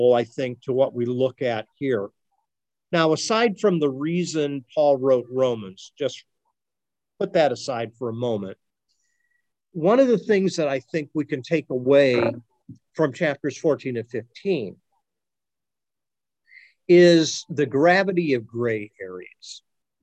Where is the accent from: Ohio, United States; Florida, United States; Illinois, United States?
Ohio, United States; those of us who are born and raised in Ohio